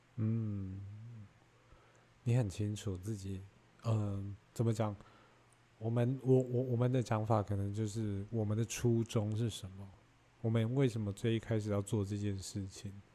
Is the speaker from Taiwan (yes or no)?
yes; Taiwan; 我们台湾人其实普遍会有这个想法